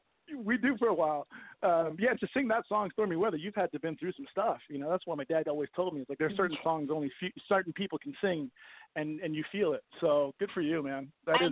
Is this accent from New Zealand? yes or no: no; Copenhagen, Capital Region of Denmark, Denmark; moved away; also born or lived in New York / Vancouver; I'm a poor Danish boy who happens to be